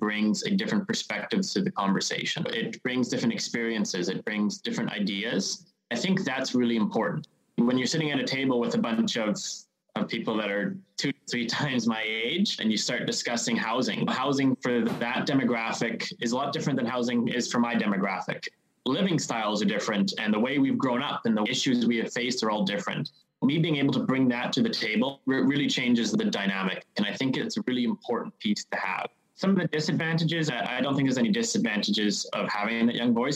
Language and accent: English; Qualicum Beach, British Columbia, Canada; I was born and raised in Qualicum Beach, so Qualicum Beach is no stranger to me.